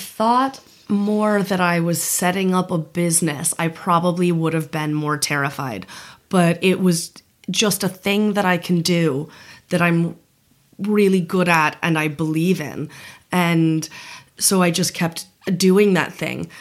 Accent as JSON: {"language": "English", "country": "United States", "also_born_or_lived": "Latin America", "moved": "as an adult", "lives_now": "Ireland", "said": "I am very privileged to be a white American national"}